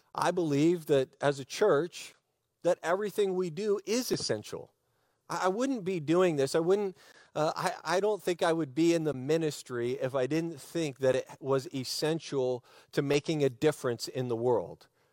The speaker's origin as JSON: {"language": "English", "country": "United States", "said": "I'm an American. I'm an American. I love our country."}